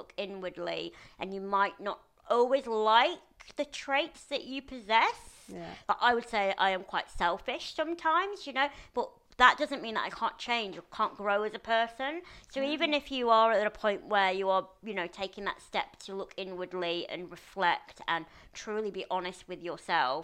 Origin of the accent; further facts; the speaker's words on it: Lancashire, North West England, United Kingdom; now in London, United Kingdom; my friend Nathan, who I grew up with in Lancashire